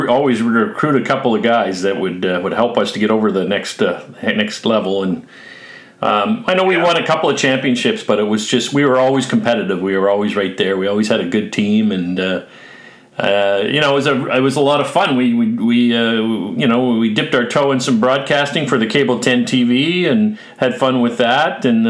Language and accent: English; Mississauga, Ontario, Canada; we grew up on Daly Court in Mississauga.